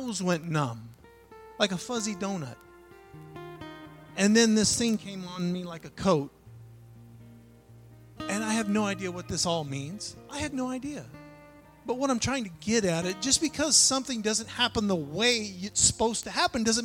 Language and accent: English; Pacific North Coast, Pacific Northwest, United States; now in Nebraska, United States; I'm not really from Nebraska. I'm from the Pacific North Coast.